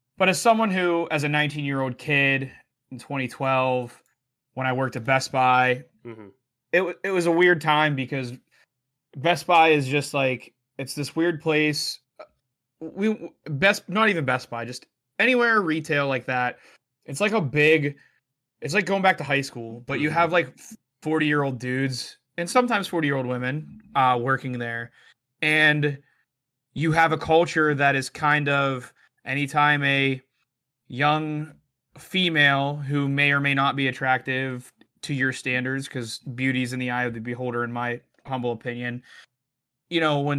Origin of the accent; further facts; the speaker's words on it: Pittsburgh, Pennsylvania, United States; growing up in Pittsburgh, we're a Midwest city, but a lot of the sense of humor and interactions are a lot more Northeast city way.